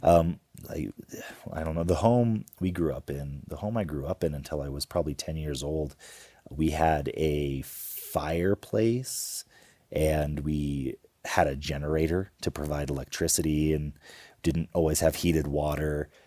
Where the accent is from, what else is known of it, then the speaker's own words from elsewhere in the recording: Homer, Alaska, United States; We grew up in Homer, Alaska